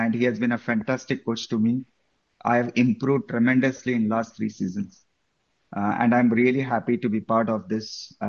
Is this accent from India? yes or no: yes; Mumbai, Maharashtra, India; moved away as an adult; also born or lived in Qatar / Kuala Lumpur, Malaysia; now in Houston, United States; I actually born and brought up in Mumbai. I grew up there, completed my education, start my professional career there